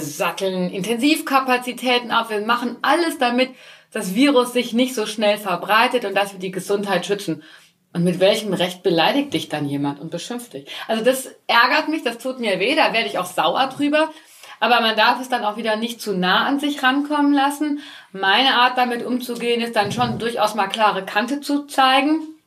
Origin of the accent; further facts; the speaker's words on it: Altenkirchen, Rhineland-Palatinate, Germany; now in Forst an der Sieg, Germany; ich selbst äh, komme aus dem Westerwald, gebürtig aus Altenkirchen